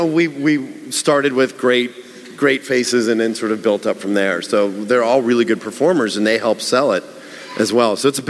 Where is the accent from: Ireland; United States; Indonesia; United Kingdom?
United States; Pittsburgh, Pennsylvania; I guess when I grew up in Pittsburgh, I just assumed everybody loved zombies